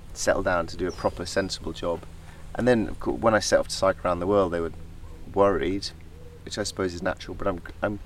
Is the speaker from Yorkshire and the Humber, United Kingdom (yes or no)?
yes; Yorkshire Dales, near Malham, Yorkshire and the Humber, United Kingdom; moved away as an adult; now in South of England, United Kingdom; I grew up in the Yorkshire Dales near Malham, which is a very beautiful part of the Yorkshire Dales.